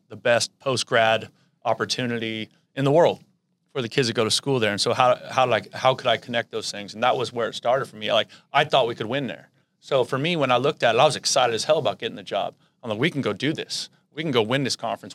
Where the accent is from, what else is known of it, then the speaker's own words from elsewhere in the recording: the Bay Area, California, United States; I grew up in the Bay, and, you know, I grew up going to San Jose State games.